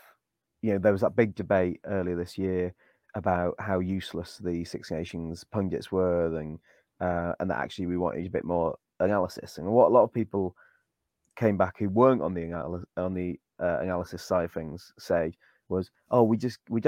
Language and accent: English; Wales, United Kingdom; I'm Welsh